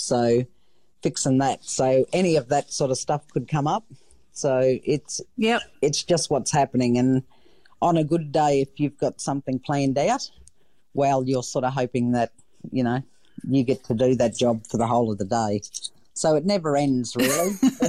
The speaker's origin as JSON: {"language": "English", "region": "Queensland", "country": "Australia", "said": "to be an Australian, and I'm overly wrapped more so that I'm a Queenslander."}